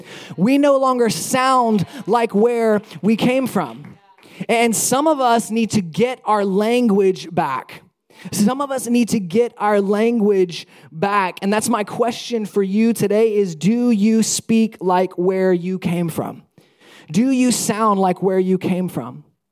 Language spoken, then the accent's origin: English; Alabama, United States; when people find out that I'm from Alabama, one of the things that they often say is, "Oh, you don't sound like you're from Alabama.